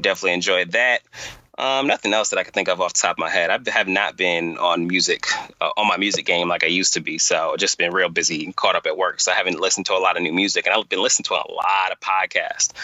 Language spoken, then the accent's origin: English; New York, United States; I'm from New York